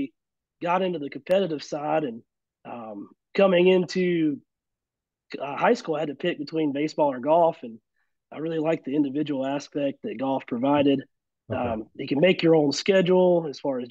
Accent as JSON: {"language": "English", "town": "Fayetteville", "region": "North Carolina", "country": "United States", "tie": "born or raised there", "said": "I'm from Fayetteville, born and raised"}